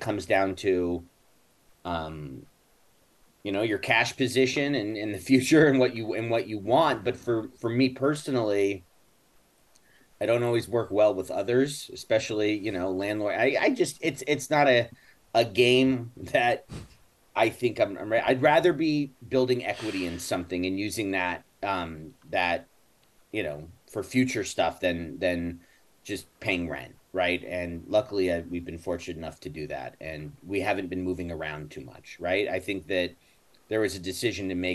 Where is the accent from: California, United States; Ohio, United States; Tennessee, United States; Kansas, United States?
California, United States; Los Angeles; I grew up in Benedict Canyon